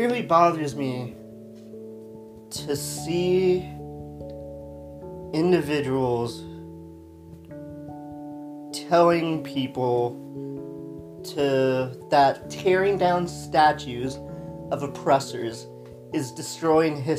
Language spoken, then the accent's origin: English; New Mexico, United States; I grew up in New Mexico